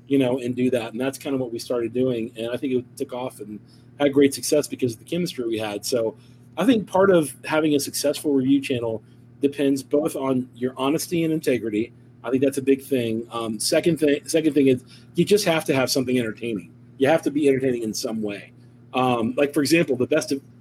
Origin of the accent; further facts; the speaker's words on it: Ohio, United States; we're both from Ohio.